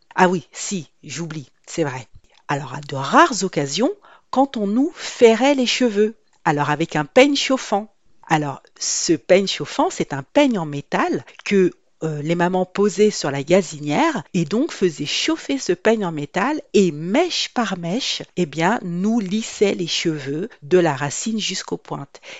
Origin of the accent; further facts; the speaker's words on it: Guadeloupe; je suis d'origine antillaise, je suis de la Guadeloupe